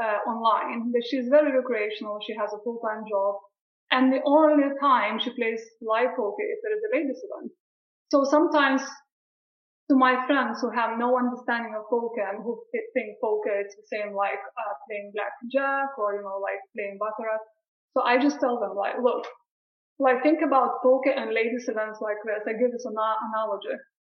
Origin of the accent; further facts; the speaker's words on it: Brighton, South East England, United Kingdom; once when I played in Brighton, back to my hometown where I was studying, we had a live event there